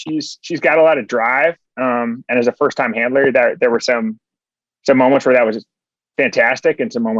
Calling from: Massachusetts, United States; So, well, right now I'm actually calling from Massachusetts, which is where my parents live, because I'm visiting them for just a week. I'm heading back to Minnesota tomorrow.

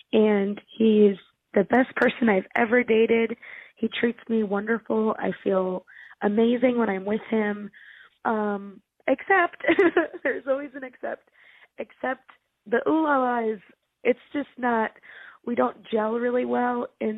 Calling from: New Mexico, United States; And I'm calling from New Mexico.

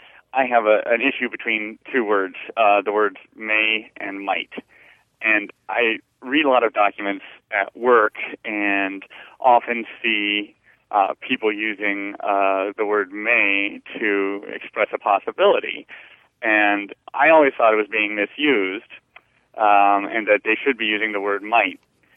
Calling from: Atlanta, Georgia, United States; Atlanta, Georgia.

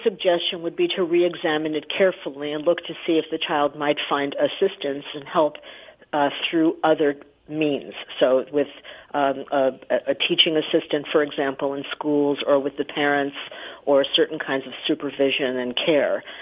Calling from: Tennessee, United States; I'm calling from Tennessee

